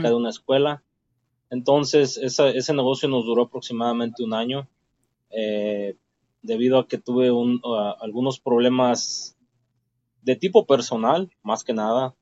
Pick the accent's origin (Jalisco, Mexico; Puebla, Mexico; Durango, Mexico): Jalisco, Mexico; Ciudad Guzmán; moved away as an adult; also born or lived in Utah; now in Los Angeles, United States; Puedo decir que soy mexicano del estado de Jalisco